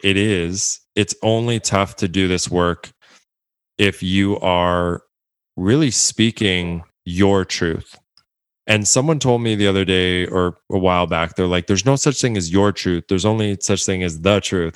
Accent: Edmonton, Alberta, Canada; my hometown, my home city, Edmonton, Alberta, Canada

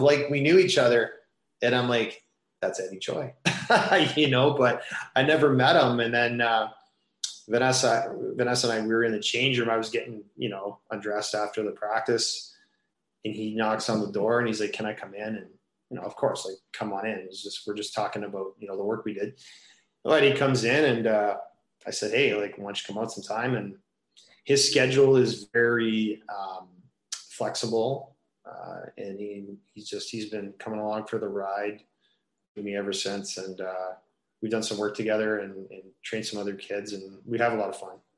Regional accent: Kitchener, Ontario, Canada; growing up in Kitchener, uh, about an hour west of here, uh, played all my minor hockey in Kitchener

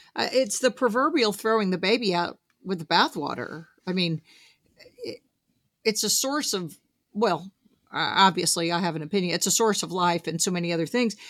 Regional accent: Southeast Arkansas, United States; I grew up some in Southeast Arkansas, which has a lot of cotton farming

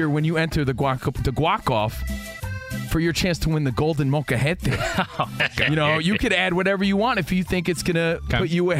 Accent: East Coast, United States; moved away; growing up on the East Coast

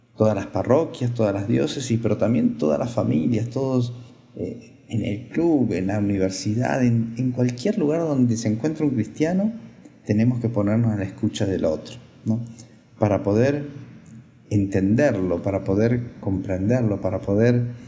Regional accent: Argentina; moved away; soy sacerdote argentino

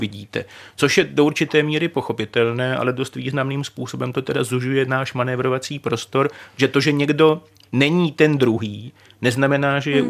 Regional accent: Czechia; jsme Češi

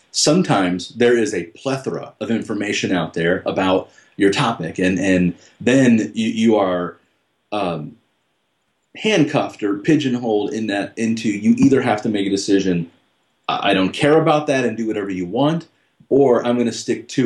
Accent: Cicero, Illinois, United States; growing up in Cicero and around all the Al Capone stuff and gangsters

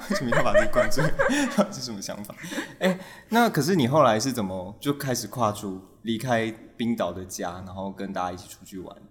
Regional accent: Taiwan; 我听不出来你是台湾人呢

